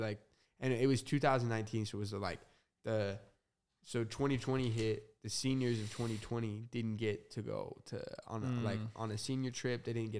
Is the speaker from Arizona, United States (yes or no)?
yes; Arizona, United States; born there; also born or lived in New Mexico / Utah / Las Vegas; So I was born in Arizona, moved to New Mexico, a little bit of Utah, and then a little bit of Vegas, and then I moved like an hour away from here. Super small town.